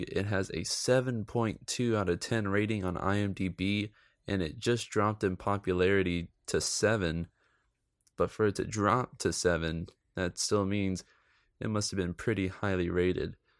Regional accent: United States; I'm American

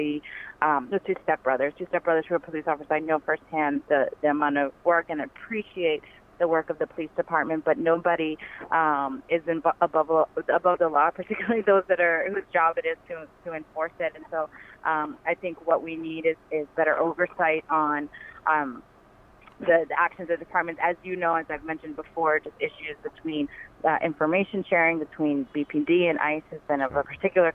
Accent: Boston, Massachusetts, United States; I was born and raised in Boston.

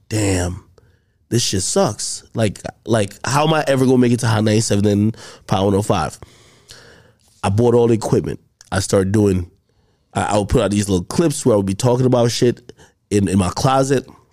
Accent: Jamaica; moved away; I grew up in Jamaica

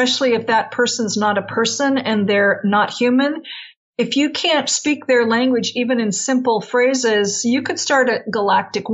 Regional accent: California, United States; I grew up in California

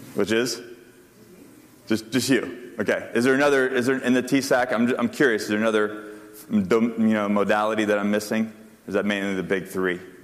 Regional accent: Panama City, Florida, United States; I grew up in Panama City, Florida

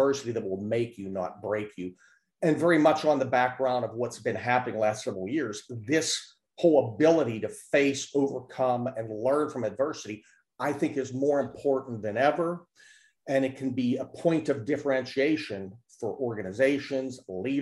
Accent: Pittsburgh, Pennsylvania, United States; I'm originally from Pittsburgh, Pennsylvania

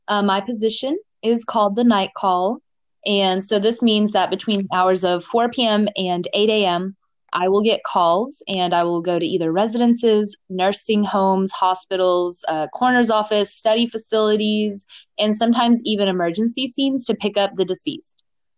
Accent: Coral Springs, Florida, United States; I was from the Parkland, like Coral Springs, Miramar, Coconut Creek area.

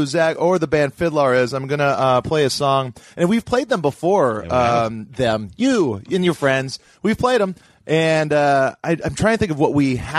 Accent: Hawaii, United States; moved away as an adult; now in Los Angeles, United States; I was straight edge growing up in Hawaii

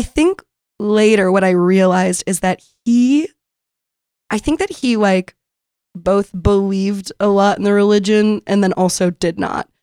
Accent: San Diego, California, United States; moved away as an adult; now in Brooklyn, United States; I grew up in San Diego

